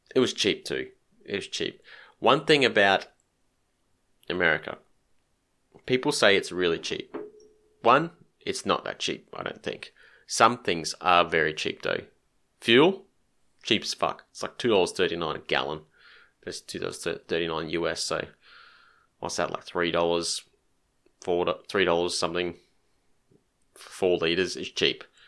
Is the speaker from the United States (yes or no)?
no; Queensland, Australia; being a Queenslander.